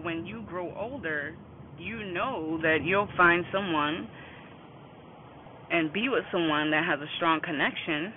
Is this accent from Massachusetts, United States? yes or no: yes; Boston, Massachusetts, United States; I'm from Boston, Massachusetts